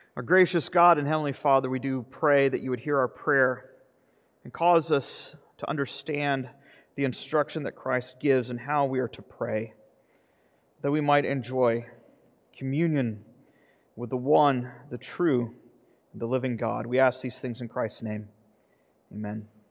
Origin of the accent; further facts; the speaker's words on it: the South, United States; I'm from the South